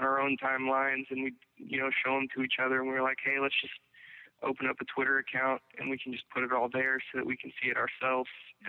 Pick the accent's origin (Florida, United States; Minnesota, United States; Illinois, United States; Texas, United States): Texas, United States; Austin; moved away as an adult; now in Louisiana, United States; I'm originally from Austin. I've lived out there since 84. I'm currently not living there. I've been living in Louisiana since 2010